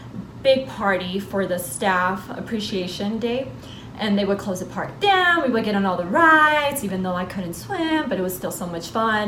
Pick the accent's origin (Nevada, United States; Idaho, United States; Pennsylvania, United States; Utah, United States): Nevada, United States; Las Vegas; I'm number 5 from the … My favorite childhood memory growing up in Las Vegas, besides Circus Circus, was Wet n Wild on Las Vegas Boulevard.